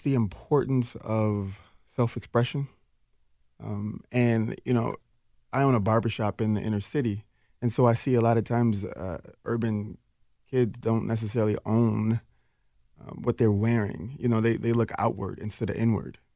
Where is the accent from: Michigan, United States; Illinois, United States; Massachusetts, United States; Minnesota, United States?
Minnesota, United States; Minneapolis; also born or lived in Jackson, Mississippi; I'm a kid from North Minneapolis